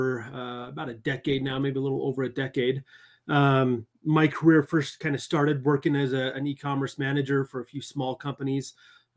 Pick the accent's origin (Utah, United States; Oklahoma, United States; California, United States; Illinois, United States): Utah, United States; also born or lived in Texas; I was born in Texas, but pretty much raised in Utah